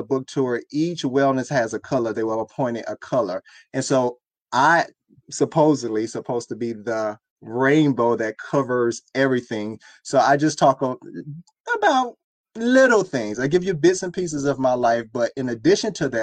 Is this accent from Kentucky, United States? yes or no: no; Miami, Florida, United States; I was raised in Miami.